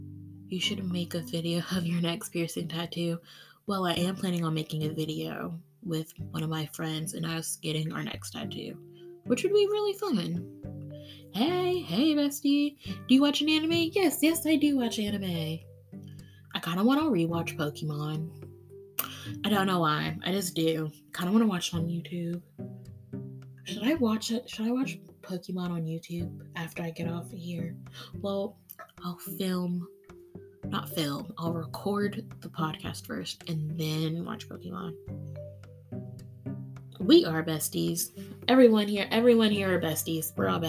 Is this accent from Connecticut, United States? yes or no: no; Key West, Florida, United States; I'm from Key West, Florida. I grew up on the beach. Come visit.